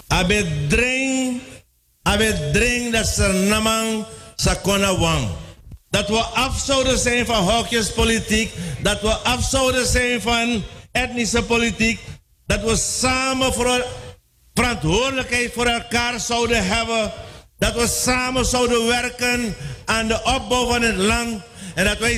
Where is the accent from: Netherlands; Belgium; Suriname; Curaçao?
Suriname